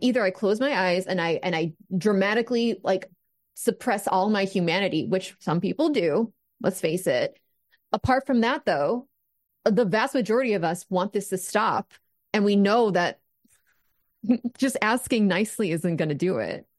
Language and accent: English; United States; an American